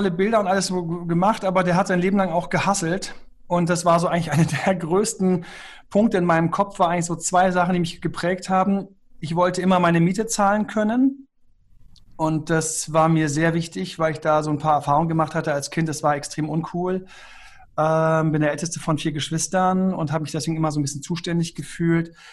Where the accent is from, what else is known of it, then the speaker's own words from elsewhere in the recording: Göttingen, Lower Saxony, Germany; meine Eltern sind aus dem Saarland, haben mich in Göttingen bekommen. Dann habe ich dort die schönste Kindergartenzeit gehabt